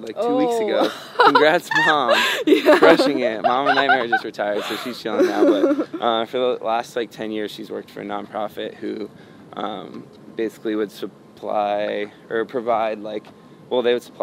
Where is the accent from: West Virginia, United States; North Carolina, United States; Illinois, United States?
North Carolina, United States; also born or lived in Connecticut; she was born and raised in North Carolina, so she was, like, raised in the South, and that's where we grew up